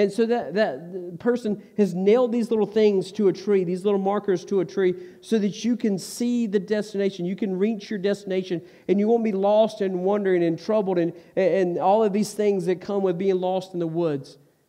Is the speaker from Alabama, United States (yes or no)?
no; Stokes County, North Carolina, United States; I grew up in Stokes County